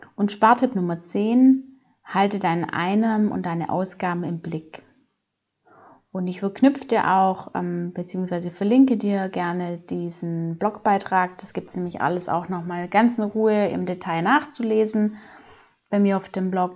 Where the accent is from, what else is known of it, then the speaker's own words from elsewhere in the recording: Swabia, Germany; ich komme aus dem Schwabeländle, Schwabenmutter